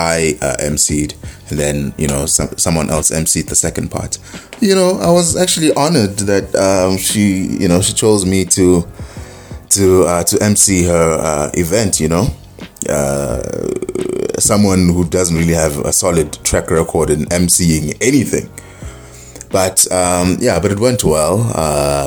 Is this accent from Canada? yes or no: no; Ulundi, KwaZulu-Natal, South Africa; moved away; Ulundi, my hometown.